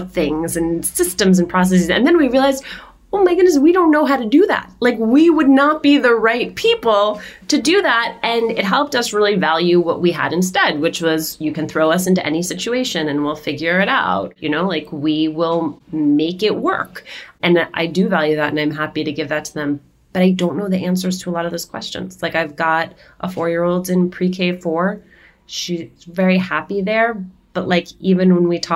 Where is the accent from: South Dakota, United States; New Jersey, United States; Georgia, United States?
New Jersey, United States; Union City; We grew up in Union City, New Jersey